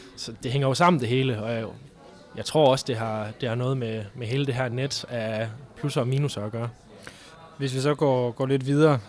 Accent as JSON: {"language": "Danish", "area": "North Jutland", "region": "North Denmark Region", "country": "Denmark", "said": "jeg er nordjyde ind til benet"}